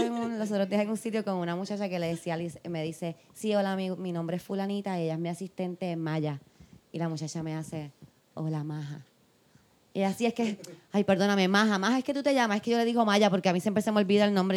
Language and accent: Spanish; Puerto Rico; nosotras somos puertorriqueñas